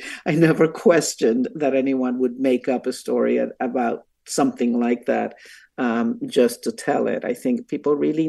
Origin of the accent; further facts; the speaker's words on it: Puerto Rico; the community that I come from Puerto Rico and Puerto Ricans